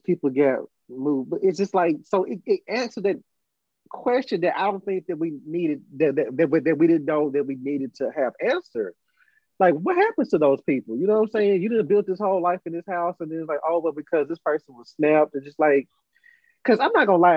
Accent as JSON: {"language": "English", "town": "Brownsville", "region": "Tennessee", "country": "United States", "tie": "born or raised there", "said": "we're both from Tennessee. Um, in my hometown, I was a, I was nervous about. I, oh, I was never. I was upset because they took kind of. They had uh, how can I put it? A footloose like situation with comic books. When I turned ten or eleven years old, they took out all the comic books out of Browns out of Brownsville"}